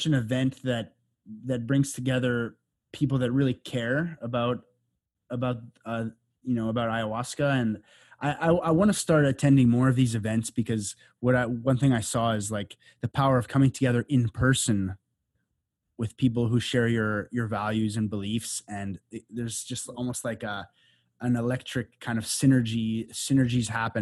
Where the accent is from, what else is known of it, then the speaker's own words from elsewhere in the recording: Canada; moved away as an adult; now in Costa Rica; I grew up in Canada in the suburbs